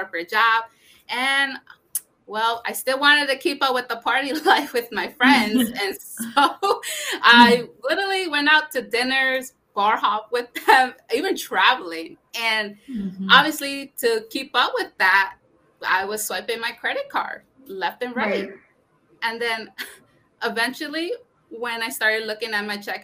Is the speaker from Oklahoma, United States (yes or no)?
no; Connecticut, United States; born or raised there; also born or lived in Brooklyn, New York / Puebla, Mexico (parents)